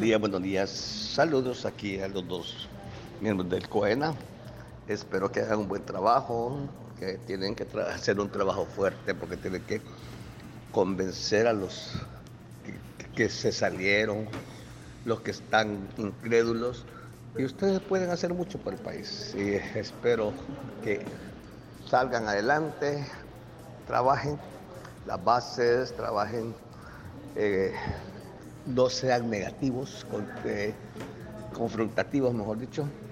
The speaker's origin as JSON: {"language": "Spanish", "country": "El Salvador", "said": "como salvadoreño"}